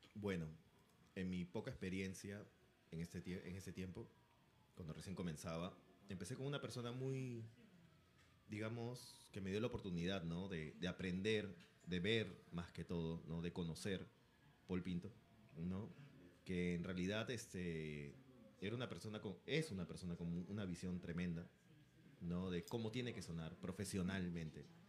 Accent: Peru; como peruanos que somos

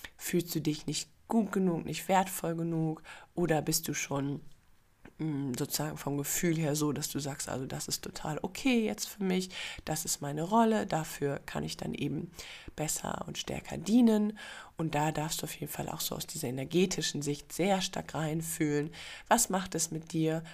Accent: Germany; moved away as an adult; also born or lived in Singapore; als Deutsche geboren worden zu sein

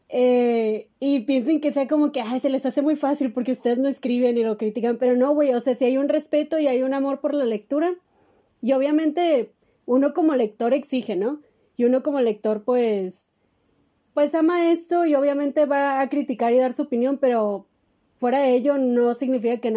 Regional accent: Mexicali, Baja California, Mexico; Pero es mexicalense o cachanilla, no hay ningún pedo.

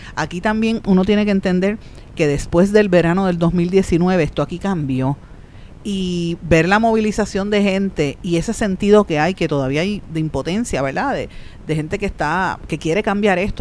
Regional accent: Puerto Rico; nosotros como, como pueblo puertorriqueño

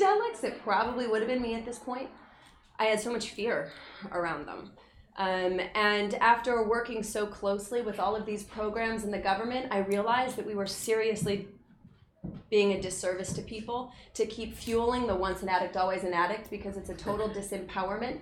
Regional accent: Utah, United States; growing up in Utah was a very tough place to grow up

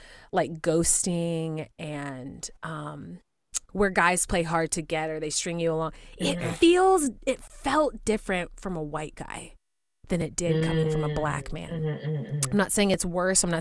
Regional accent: Spring, Texas, United States; moved away; Houston. Well, a city outside of Houston called Spring

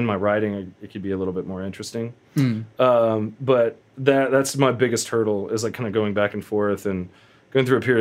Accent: Ponca City, Oklahoma, United States; also born or lived in Stillwater, Oklahoma; I grew up in Ponca City, later moved to Stillwater, Oklahoma for Oklahoma State.

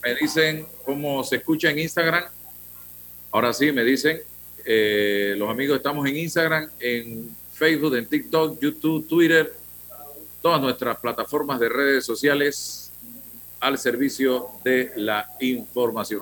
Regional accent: Panama; los panameños

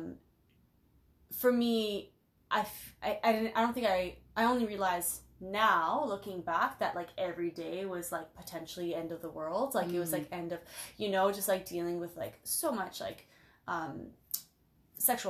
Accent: Toronto, Ontario, Canada; moved away as an adult; also born or lived in Portland; I grew up in Scarborough. Scartown

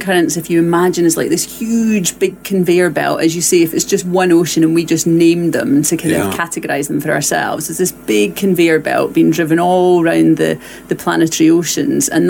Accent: Glasgow, Scotland, United Kingdom; also born or lived in Northeast Essex; now in Essex, United Kingdom; I've been here for about 15 years now, but I am originally from Glasgow

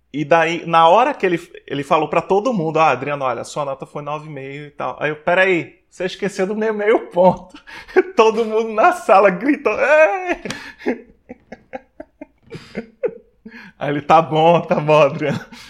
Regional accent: Maceió, Alagoas, Brazil; moved away as an adult; also born or lived in Aracaju / Belém; É, nasci, fui gerado em Aracaju, mas com seis meses de idade fui para Maceió. Maceió foi onde eu me criei, por isso que sempre quando eu me refiro ao local de onde eu sou, eu digo que eu sou de Maceió.

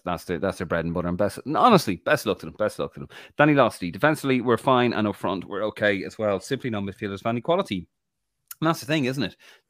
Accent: Ireland; I'm an Irish rugby fan. Remember the 1990s rugby? Irish rugby was horrible. Now we were great.

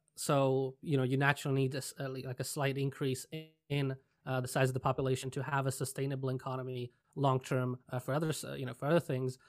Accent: Czechia; moved away; I'm originally from Czech Republic

